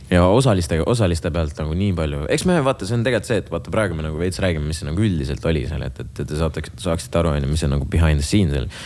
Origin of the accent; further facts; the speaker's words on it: Jõgeva, Jõgeva County, Estonia; mina olen Jõgevalt